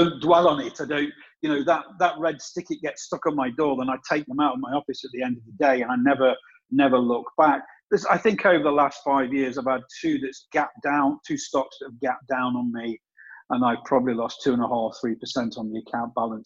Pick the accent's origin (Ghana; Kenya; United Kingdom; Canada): United Kingdom; England; also born or lived in south of Spain; now in Spain; I'm English, but I don't live in England.